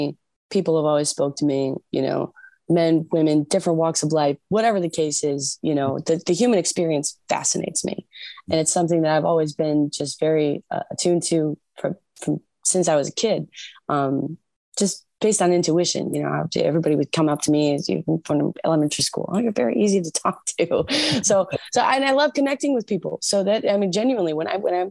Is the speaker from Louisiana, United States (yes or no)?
no; Michigan, United States